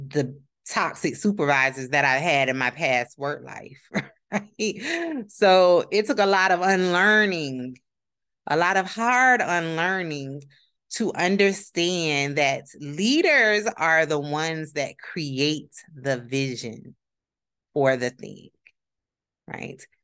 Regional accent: Palm Beach County, Florida, United States; I'm from Palm Beach County, Florida, 561 area code

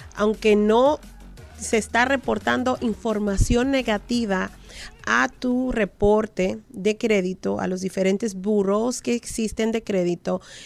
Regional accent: Dominican Republic; como dominicana al fin

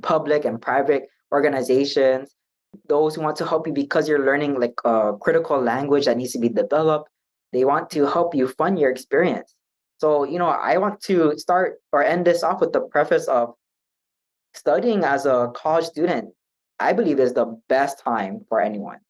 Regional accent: Hawaii, United States; I was by myself from Hawaii

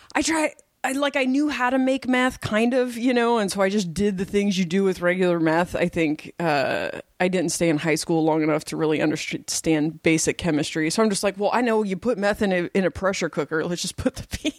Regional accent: Portland, Oregon, United States; moved away; also born or lived in Delaware; I grew up in Portland

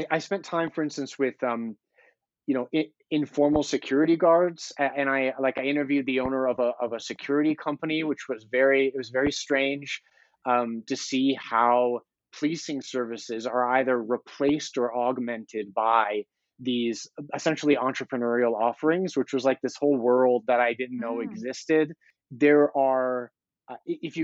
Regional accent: Denver, Colorado, United States; I'm an American, which is, it's a privilege to live in the United States, where like I can walk around my home city of Denver

